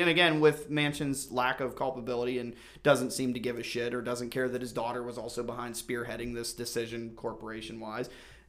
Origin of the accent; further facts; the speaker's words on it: West Virginia, United States; moved away; where are you from? Like, West Virginia.